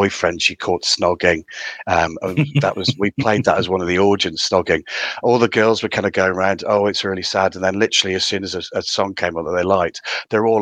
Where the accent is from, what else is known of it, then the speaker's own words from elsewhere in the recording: Consett, North East England, United Kingdom; accent: Geordie; moved away; also born or lived in Birmingham / Midlands; You can tell from my really strong accent that I'm from County Durham originally. So I'm a concert lad, born and bred.